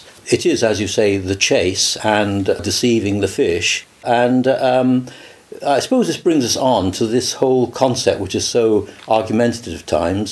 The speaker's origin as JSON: {"language": "English", "town": "Cheltenham", "region": "South West England", "country": "United Kingdom", "tie": "born or raised there", "also_born_or_lived": "Somerset", "said": "I was born in Cheltenham in Gloucestershire 76 years ago"}